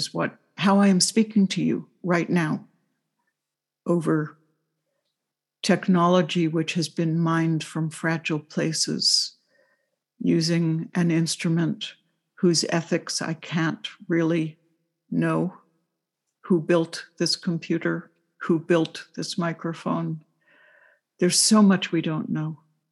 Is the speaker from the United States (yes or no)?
yes; New York City, New York, United States; I was growing up in New York City